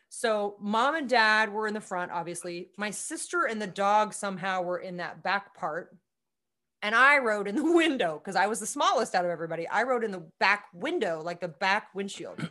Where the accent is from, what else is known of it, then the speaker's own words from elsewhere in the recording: Manhattan, Kansas, United States; I grew up in Manhattan